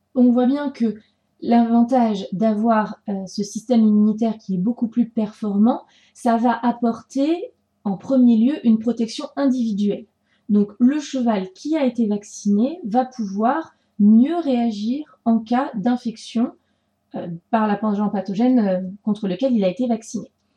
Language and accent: French; France; chez nous, en France